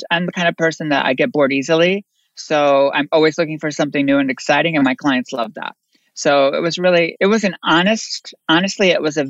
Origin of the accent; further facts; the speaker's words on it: Bristol, Connecticut, United States; moved away; also born or lived in New York; I'm born in Connecticut, a very, very small town, Bristol, Connecticut